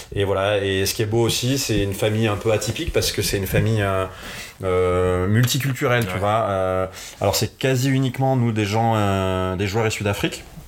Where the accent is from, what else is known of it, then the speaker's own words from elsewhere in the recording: Nîmes, Occitania, France; je suis originaire de Nîmes, dans le sud de la France